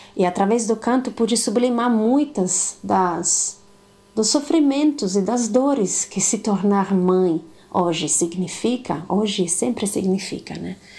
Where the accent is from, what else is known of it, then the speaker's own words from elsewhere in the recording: the Alps, northern Italy, Italy; accent: Italian; Portuguese is a second language; moved away as an adult; also born or lived in Paraná, Brazil; now in Brazil; eu sou italiana, como devem estar percebendo um pouco do meu sotaque diferente. Nasci em outras montanhas, em outros bosques lá do norte da Itália, dos Alpes